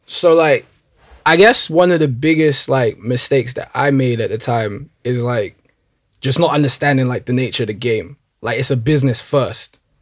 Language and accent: English; London, United Kingdom; I was born and raised in Northwest London